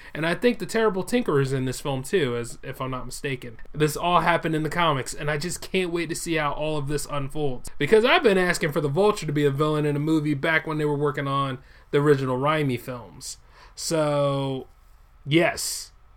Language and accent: English; United States; I'm an American first